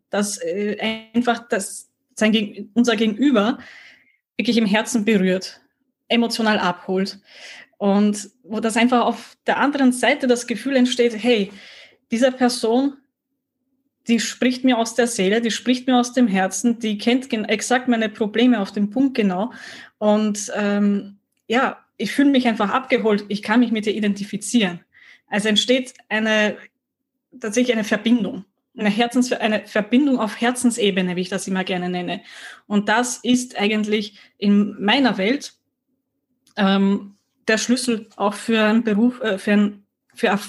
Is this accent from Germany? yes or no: no; Austria; Und somit habe ich mich jetzt auch als Österreicherin enttarnt.